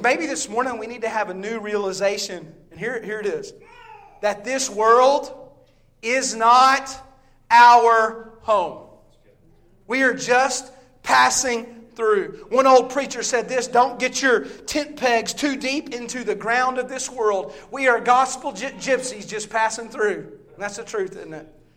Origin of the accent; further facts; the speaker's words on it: the Bible Belt in the South, United States; also born or lived in Statesville, North Carolina; I grew up in the Bible Belt in the South